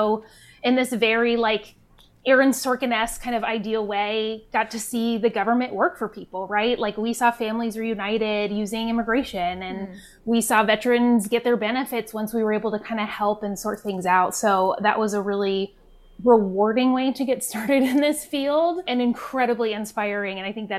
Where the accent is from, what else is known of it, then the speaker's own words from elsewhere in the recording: Tucson, Arizona, United States; I third generation Tucsonan here in Arizona, so I am very happy to still be working in my home state.